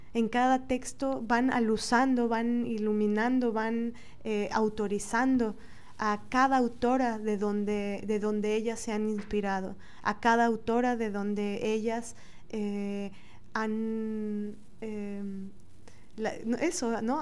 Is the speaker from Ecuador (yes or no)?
no; Mexico; como mujeres latinas, mexicanas, morenas